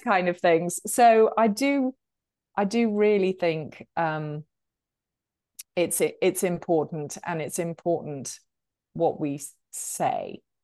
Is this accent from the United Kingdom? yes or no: yes; United Kingdom; accent: British; moved away as an adult; now in Charlotte, United States; as you can tell from the accent, um, I'm a Brit